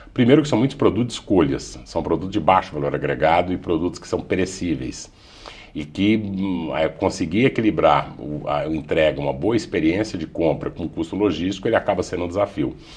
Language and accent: Portuguese; Brazil; Todos nós, como brasileiros